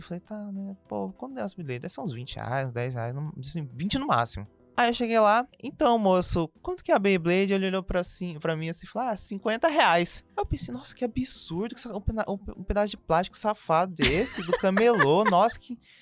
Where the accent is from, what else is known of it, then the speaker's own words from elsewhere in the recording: Cuiabá, Mato Grosso, Brazil; sou cuiabano desde que eu nasci.